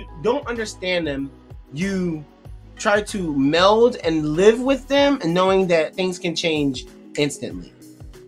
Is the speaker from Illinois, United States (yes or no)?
no; Philadelphia, Pennsylvania, United States; I'm from Philly